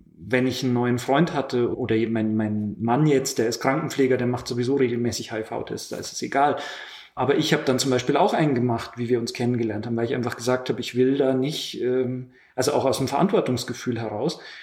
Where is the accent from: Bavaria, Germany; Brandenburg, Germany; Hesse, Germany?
Bavaria, Germany; Lower; moved away; also born or lived in Munich; aus Niederbayern